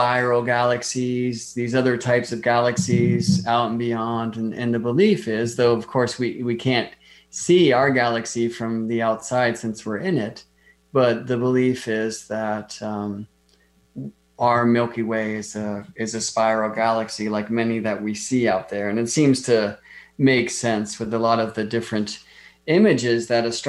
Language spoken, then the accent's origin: English; Las Vegas, Nevada, United States; moved away; I grew up in Las Vegas